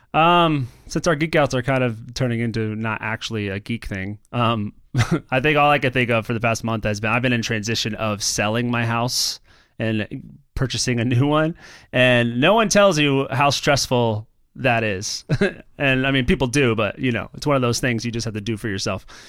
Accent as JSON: {"language": "English", "region": "Florida", "country": "United States", "tie": "born or raised there", "moved": "yes", "said": "I'm going to my hometown in Florida"}